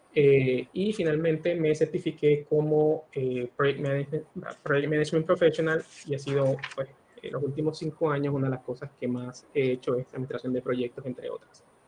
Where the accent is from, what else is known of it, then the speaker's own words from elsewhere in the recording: Barceloneta, Puerto Rico; moved away as an adult; also born or lived in Mayagüez, Puerto Rico / San Juan, Puerto Rico / Pennsylvania / Florida; now in Panama; yo nací y me crié en Puerto Rico, eh, principalmente en Barceloneta